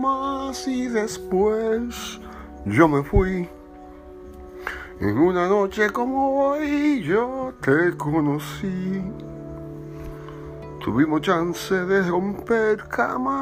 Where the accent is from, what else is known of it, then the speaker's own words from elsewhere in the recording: New York City, New York, United States; also born or lived in Dominican Republic; I come from Manhattan